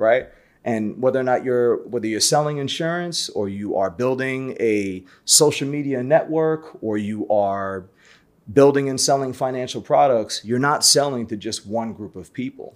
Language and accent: English; New York City, New York, United States; I'm born and raised in Brooklyn, so I'm a native New Yorker.